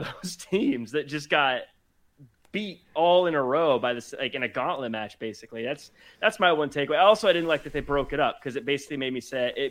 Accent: Tacoma, Washington, United States; I was born in Tacoma, Washington

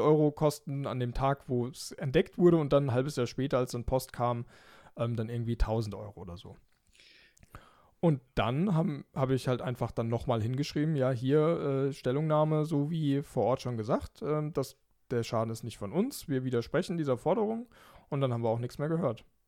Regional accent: Germany; als Deutscher

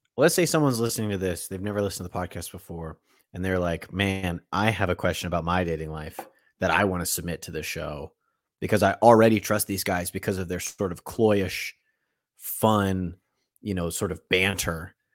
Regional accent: United States; I'm from America

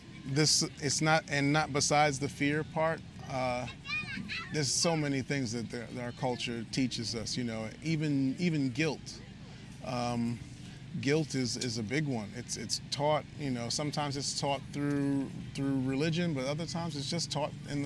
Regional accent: New York, United States; we're from New York

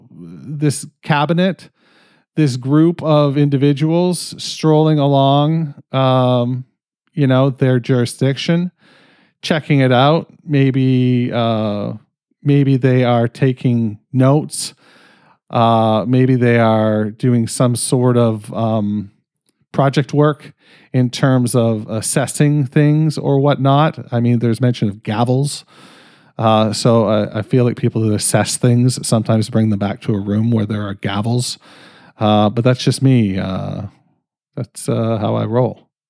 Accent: Canada; I'm fucking Canadian

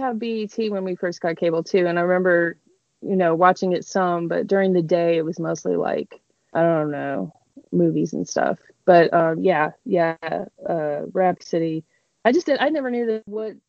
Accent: Denver, Colorado, United States; And I grew up in Denver.

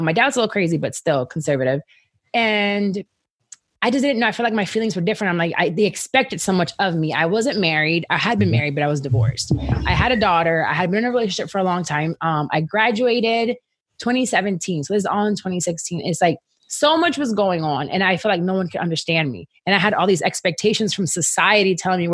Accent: Orlando, Florida, United States; I'm from Orlando

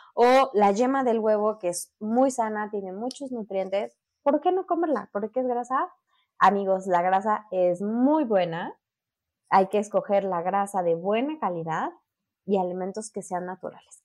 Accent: Mexico City, Mexico; soy de la Ciudad de México

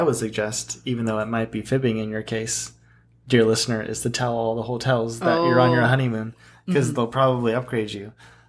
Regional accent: United States; we're so American.

